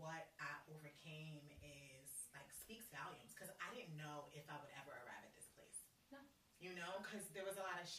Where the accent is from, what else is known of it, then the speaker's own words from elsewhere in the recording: New York City, New York, United States; moved away as an adult; also born or lived in Fort Greene, Brooklyn / Washington, D.C.; now in Nashville, United States; I grew up in Queens, in New York, which is the suburbs of New York